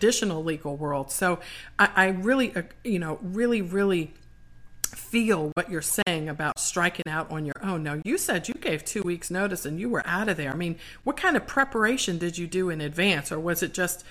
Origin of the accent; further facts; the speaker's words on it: Washington, District of Columbia, United States; my hometown of DC.